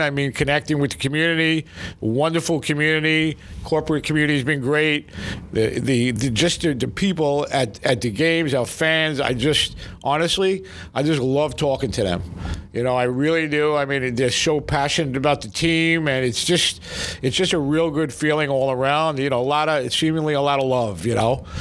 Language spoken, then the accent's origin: English; New York City, New York, United States; moved away; I grew up in Brooklyn with Howard